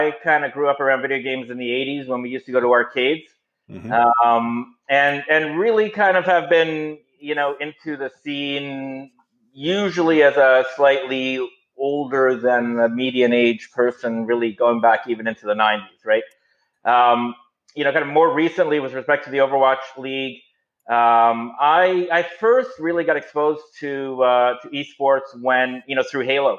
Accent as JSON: {"language": "English", "town": "Toronto", "region": "Ontario", "country": "Canada", "tie": "born or raised there", "said": "I'm born and bred in Toronto"}